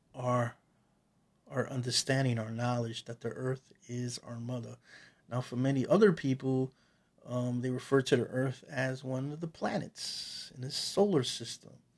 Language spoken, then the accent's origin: English; Puerto Rico; now in New York City, United States; I am Taino from Borinquen, Small Island, that people refer to as, in the English language, Puerto Rico